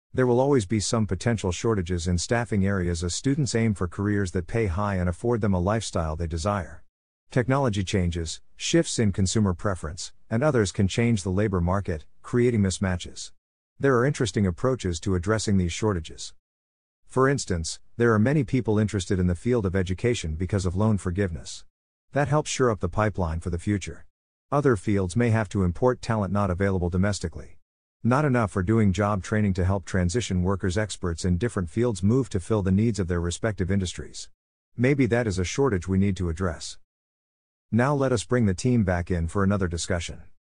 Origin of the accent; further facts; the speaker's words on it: New Jersey, United States; my home state